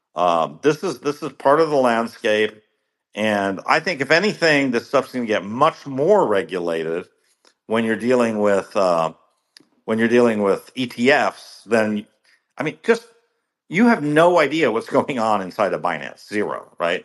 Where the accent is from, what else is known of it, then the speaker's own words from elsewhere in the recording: United States; as an American